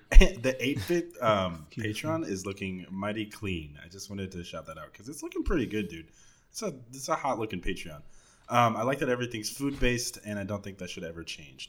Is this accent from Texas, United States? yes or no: yes; Dallas, Texas, United States; I'm definitely from Dallas